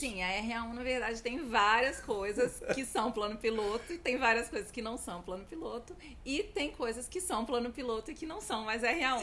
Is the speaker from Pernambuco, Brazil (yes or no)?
no; Brasília, Federal District, Brazil; Sou brasiliense, nascida e criada aqui. Não só em Brasília, mas no plano piloto